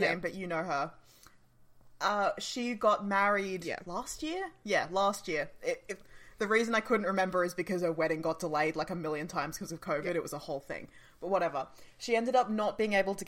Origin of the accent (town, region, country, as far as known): Australia